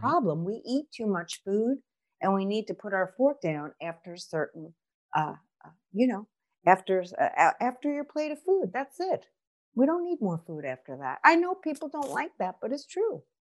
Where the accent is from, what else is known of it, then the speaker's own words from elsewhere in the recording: New York, United States; accent: New York; moved away; I'm originally from New York, so my accent jacks everything up as always